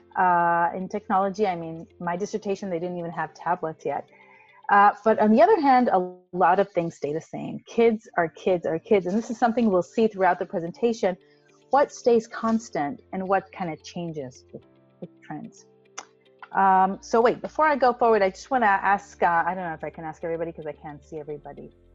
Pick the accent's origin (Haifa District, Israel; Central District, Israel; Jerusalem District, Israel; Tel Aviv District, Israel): Tel Aviv District, Israel; Tel Aviv; also born or lived in United States; I'm from Tel Aviv, from Israel